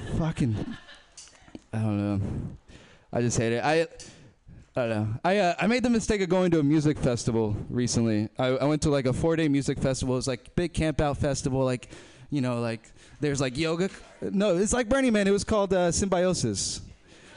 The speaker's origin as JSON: {"language": "English", "town": "Berkeley", "region": "California", "country": "United States", "tie": "born or raised there", "said": "I'm not from here, but I've been raised in Berkeley"}